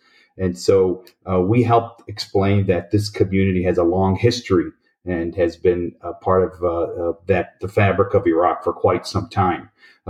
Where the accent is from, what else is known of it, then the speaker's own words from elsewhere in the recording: Detroit, Michigan, United States; just growing up in the Detroit area, I have kind of... I always tell people, although I'm an American, my heart really is still in Iraq and in that part of the world